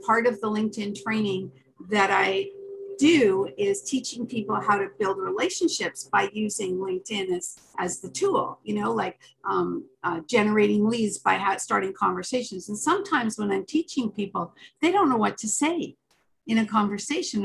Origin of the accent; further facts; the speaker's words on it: Canada; I'm Canadian